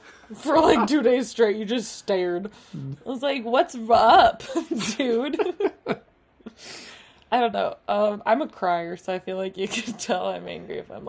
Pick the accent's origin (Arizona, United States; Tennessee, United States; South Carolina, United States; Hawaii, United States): Arizona, United States; growing up in Arizona